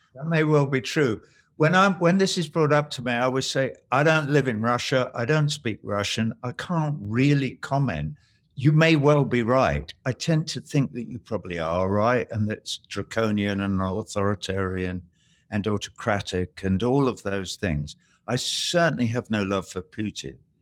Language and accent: English; England, United Kingdom; now in United States; us being English